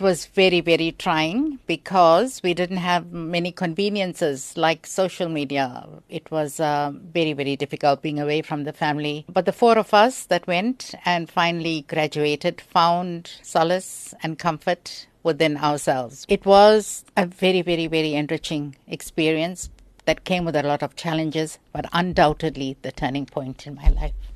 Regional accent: South Africa; I'm a South African

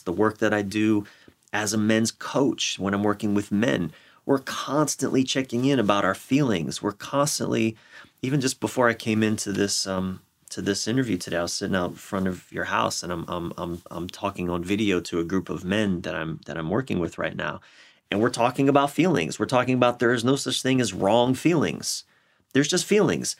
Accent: Maryland, United States; my home state of Maryland

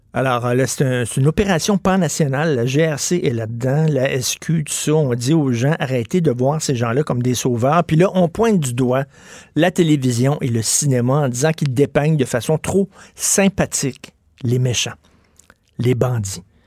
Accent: Montreal, Quebec, Canada; je viens de Verdun, un milieu, puis le coin pauvre de Verdun, c'est un milieu pauvre, c'est un milieu très modeste

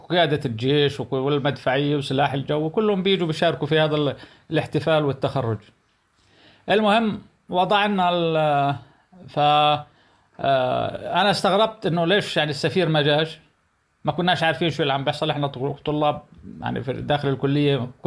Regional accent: Palestine; انا فلسطيني ابن فلسطين اكثر من هيك يعني آه، نظرت دمي وجهدي وشبابي الى فلسطين

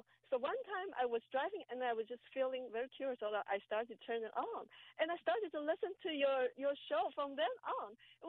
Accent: Taiwan; English is a second language; now in United States; Actually, we're from Taiwan.

